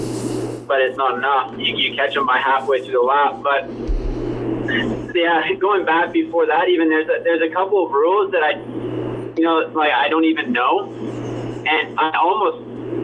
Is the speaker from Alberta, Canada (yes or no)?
no; Prince George, British Columbia, Canada; I'm from Canada